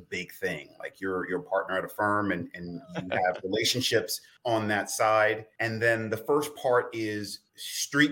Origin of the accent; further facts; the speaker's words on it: New York City, New York, United States; when I was a kid growing up in the South Bronx, New York